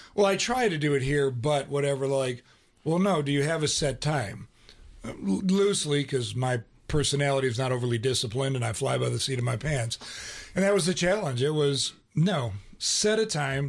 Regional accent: Ohio, United States; I grew up in Ohio.

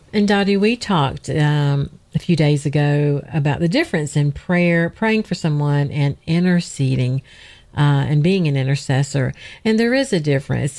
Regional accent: Georgia, United States; Georgia grown. I'm from Georgia

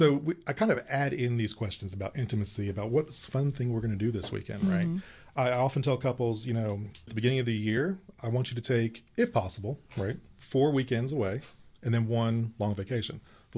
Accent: Stone Mountain, Georgia, United States; I grew up in Stone Mountain. Corpus Christi is my parish growing up.

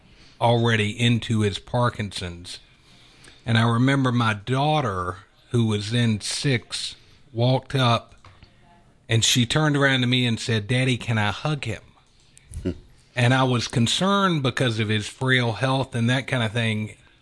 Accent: Atlanta, Georgia, United States; So I have lived in Atlanta my whole life. Both my wife and I grew up in Metro Atlanta.

